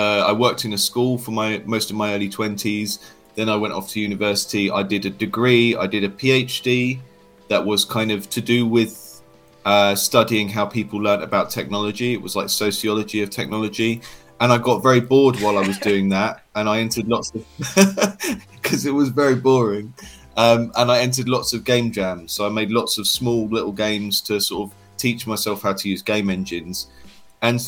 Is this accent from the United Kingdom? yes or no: yes; United Kingdom; I'm from the United Kingdom